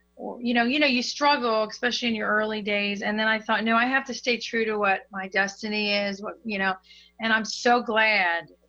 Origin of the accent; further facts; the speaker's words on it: Hagerstown, Maryland, United States; moved away as an adult; now in South Florida, United States; I'm originally from Hagerstown, Maryland, which is a very small town in Maryland.